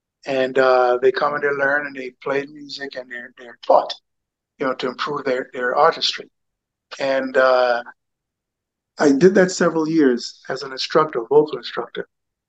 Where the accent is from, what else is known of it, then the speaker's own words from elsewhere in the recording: Jamaica; also born or lived in England; I have a Jamaican heritage. I was born in England to a United States Air Force sergeant. And my mother was Jamaican. And my early years were spent in Jamaica.